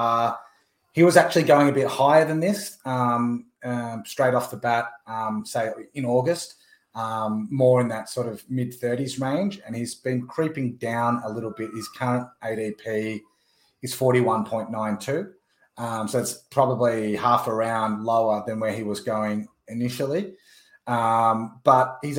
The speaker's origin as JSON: {"language": "English", "town": "Melbourne", "region": "Victoria", "country": "Australia", "tie": "born or raised there", "said": "my hometown, Melbourne, Australia"}